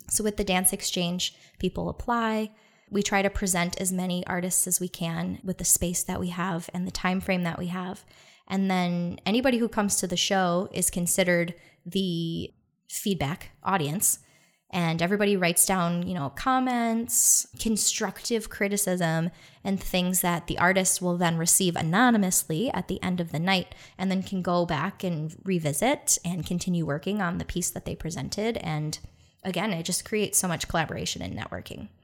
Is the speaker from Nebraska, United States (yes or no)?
no; Detroit, Michigan, United States; I'm from Detroit